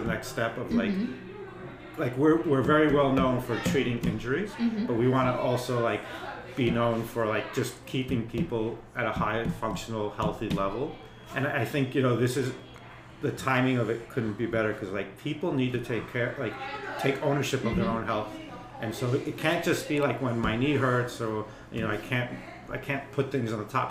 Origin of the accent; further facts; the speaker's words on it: East Coast, United States; moved away as an adult; also born or lived in Colorado / Greece; now in Tampa Bay, United States; I grew up on the East Coast. My family background is from Greece, on the islands